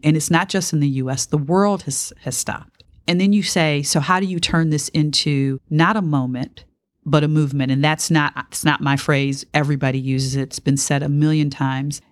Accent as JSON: {"language": "English", "town": "Detroit", "region": "Michigan", "country": "United States", "tie": "born or raised there", "said": "I grew up in Detroit in the nineteen sixties"}